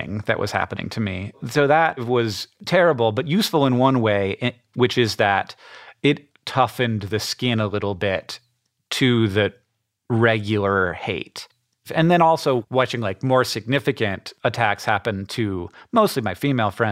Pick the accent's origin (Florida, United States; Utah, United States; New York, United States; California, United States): Florida, United States; Orlando; now in Missoula, United States; I grew up in Orlando, Florida with me and my brother and my parents